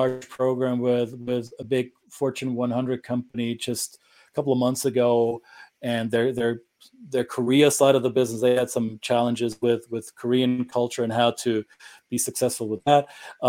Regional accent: Germany; accent: German; English is a second language; also born or lived in Minnesota / Southeast US; now in United States; stereotypical German accent. However, I do recognize that I do have an accent.

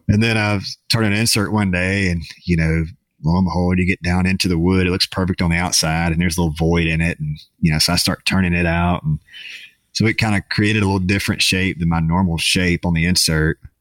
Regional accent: Jackson, Mississippi, United States; I'll be in my hometown next week

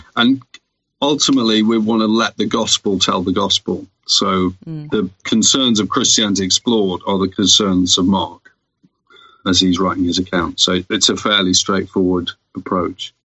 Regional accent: United Kingdom; we're British

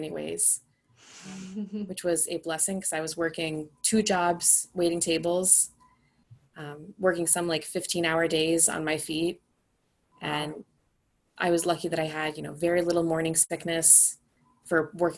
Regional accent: Boston, Massachusetts, United States; moved away as an adult; also born or lived in Denver area; We're from the Boston area

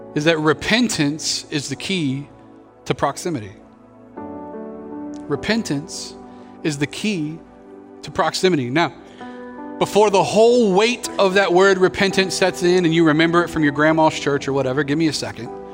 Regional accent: Pensacola, Florida, United States; I grew up here in Pensacola, so uh, moved here when we were six

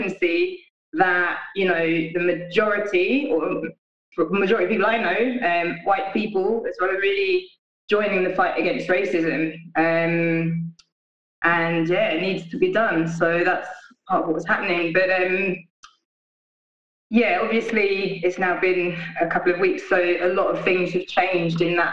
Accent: London, United Kingdom; now in Glasgow, United Kingdom; I'm based in Glasgow now, but I'm from London originally.

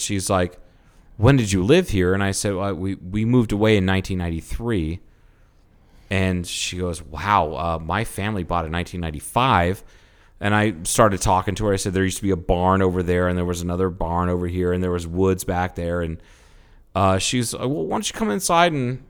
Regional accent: Arizona, United States; And I'm like, I'm from Arizona.

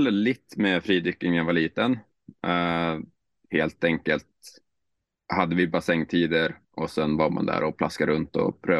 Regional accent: Skellefteå, Västerbotten County, Sweden; now in Norway; Skellefteå. Skell... Hur eh, ligger det? Eh, ja, och tänk Finland och så gränsen mm. mellan Finland och Sverige och så 200 kilometer söder. Så svenska kusten vid Mo i Rana cirka.

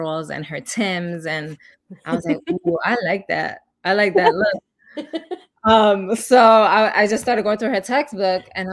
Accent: New York City, New York, United States; growing up in the Bronx

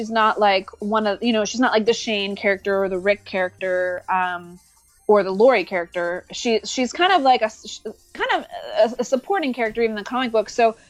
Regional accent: New York, United States; now in Los Angeles, United States; because I'm from New York. But at the time I was living in Los Angeles, I still live in Los Angeles

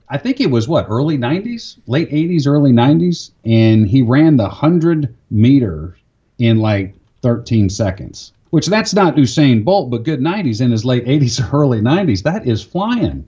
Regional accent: Florida, United States; moved away; I grew up in Florida.

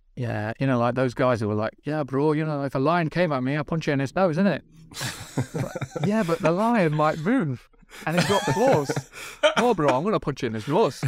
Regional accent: Midlands, United Kingdom; I'm from the Midlands

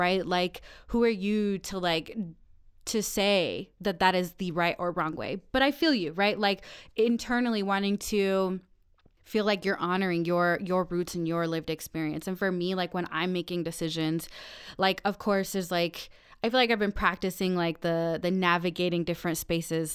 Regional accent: Aurora, Colorado, United States; we are both from Aurora

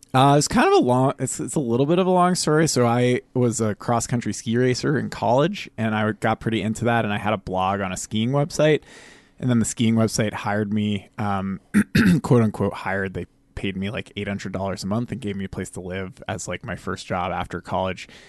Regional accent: Maine, United States; moved away as an adult; also born or lived in San Francisco / Vermont / New York City; now in Alaska, United States; I was born in San Francisco, lived there till I was six years old, moved to Maine, uh, lived in Maine, went to high school in Vermont, went back to Maine for college

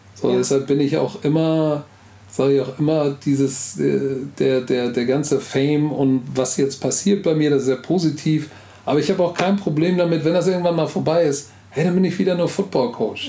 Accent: Hamburg, Germany; first language German; Egal, wo du mich in Hamburg rauslässt, ich weiß Bescheid, das ist meine Heimat.

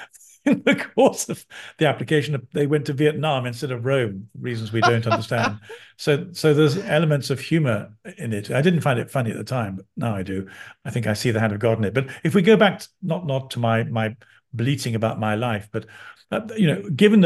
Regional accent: London, United Kingdom; I'm a Londoner. I was born in London.

